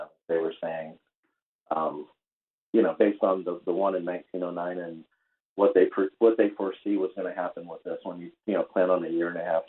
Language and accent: English; Anthony, Florida, United States; I'm from Anthony, Florida, and that's where I live. I live in Anthony, Florida, in the United States.